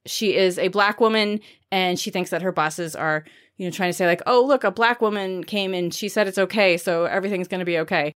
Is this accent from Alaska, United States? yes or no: no; Maine, United States; I'm from Maine